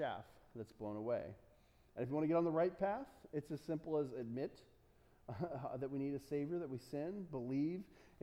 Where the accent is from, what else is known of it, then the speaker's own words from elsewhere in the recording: United States; I'm an American